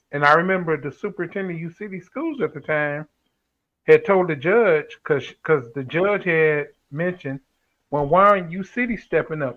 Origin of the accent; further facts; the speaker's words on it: St. Louis, Missouri, United States; when we moved up in North St. Louis